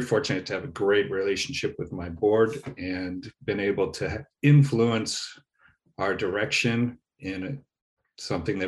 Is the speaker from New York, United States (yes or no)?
no; Grosse Pointe, Michigan, United States; also born or lived in Detroit; I was born in Detroit, grew up in Grosse Pointe